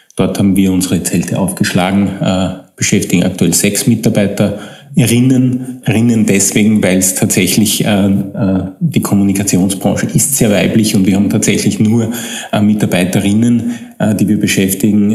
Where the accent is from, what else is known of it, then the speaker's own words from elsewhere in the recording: Upper Austria, Austria; moved away as an adult; now in Vienna, Austria; ich stamme aus Oberösterreich